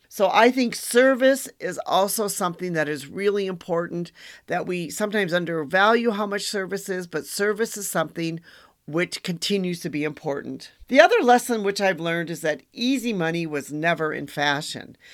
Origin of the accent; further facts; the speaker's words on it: Wisconsin, United States; I'm from Wisconsin